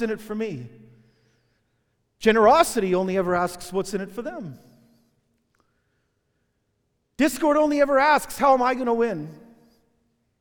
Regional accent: Vancouver, British Columbia, Canada; When I was a kid growing up in Vancouver, every summer we'd go to the PNE, the Pacific National Exhibition

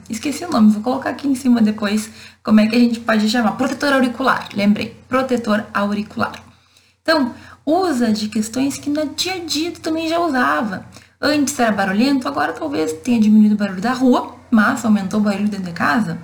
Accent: Brazil; A gente é brasileiro

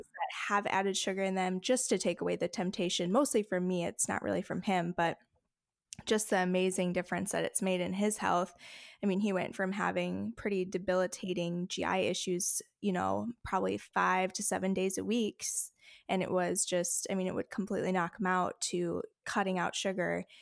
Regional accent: Faribault, Minnesota, United States; also born or lived in Bloomington, Minnesota; I was born in Bloomington, Minnesota, and then I grew up in Faribault, Minnesota

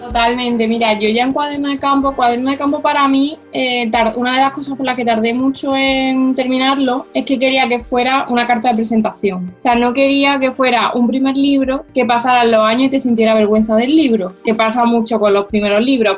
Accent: Córdoba, Andalusia, Spain; yo nací en Córdoba, mis hermanos también en la ciudad, y yo empiezo a ir al colegio

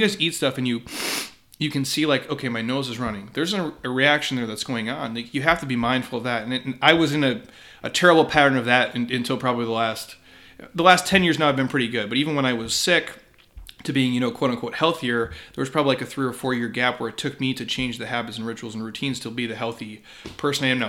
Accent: Midwest, United States; I grew up in the Midwest

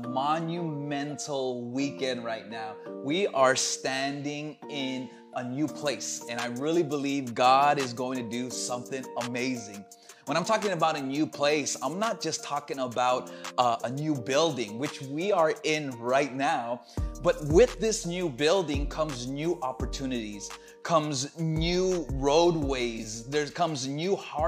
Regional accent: Los Angeles, California, United States; moved away; my hometown in Los Angeles

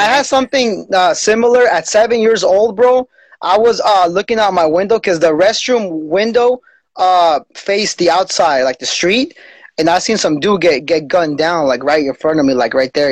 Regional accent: Salinas, California, United States; I'm from Salinas

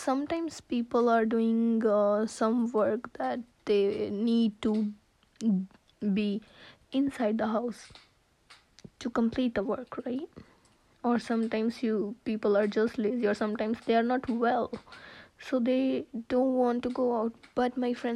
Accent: India; I'm from India

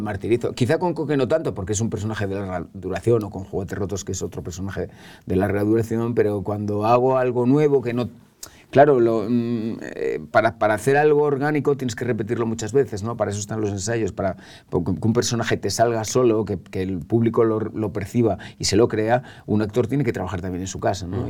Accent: Calahorra, La Rioja, Spain; now in Madrid, Spain; Yo soy riojano, me siento riojano, soy calagurritano.

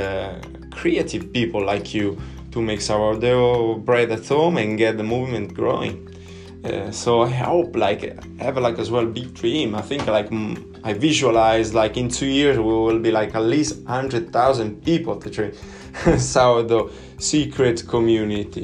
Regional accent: Italy; English is a second language; I'm Italian, I'm not an English speaker

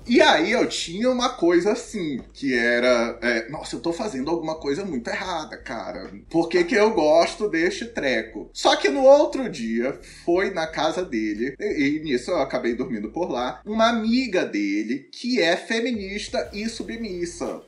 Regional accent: Manaus, Amazonas, Brazil; sou lá de Manaus

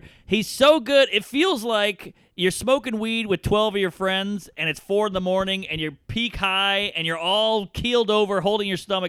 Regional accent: New Orleans, Louisiana, United States; moved away; I grew up in New Orleans. It's the same. It's wild down there

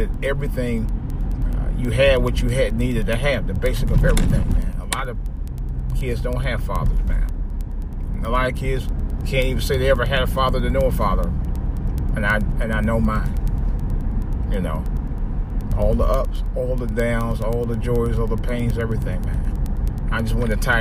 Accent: Cleveland, Ohio, United States; now in Washington, D.C., United States; my hometown Cleveland Indians

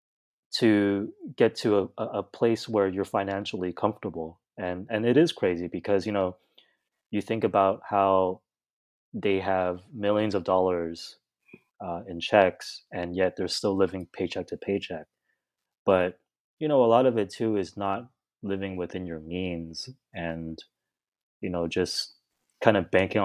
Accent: Vancouver, British Columbia, Canada; moved away; also born or lived in Hong Kong / Union City, California; my mom had took us to Vancouver, Canada. So we migrated to Canada when I was really young

